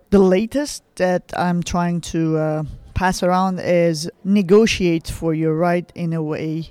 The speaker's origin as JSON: {"language": "English", "country": "Lebanon", "tie": "born or raised there", "said": "I grew up in Lebanon."}